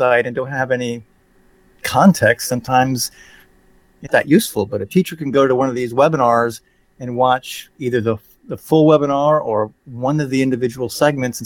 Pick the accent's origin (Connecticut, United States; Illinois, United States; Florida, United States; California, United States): Florida, United States; Sarasota; I grew up on the Gulf of Mexico in Sarasota, Florida